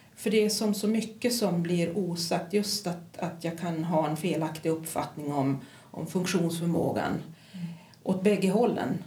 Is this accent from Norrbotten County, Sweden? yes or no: yes; Kiruna, Norrbotten County, Sweden; also born or lived in Pajala / Stockholm / Västerås / Luleå; jag är född i Pajala men jag är uppvuxen här i Kiruna